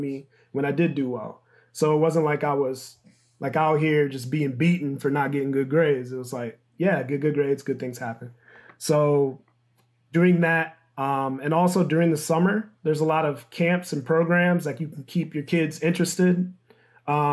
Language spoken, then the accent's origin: English; Michigan, United States; moved away as an adult; also born or lived in New Orleans; I'm from Michigan